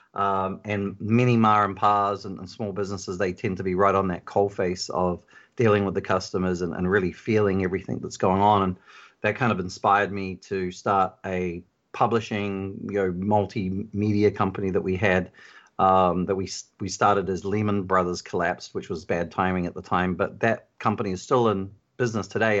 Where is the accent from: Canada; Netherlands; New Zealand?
New Zealand; now in Phoenix, United States; originally I'm from New Zealand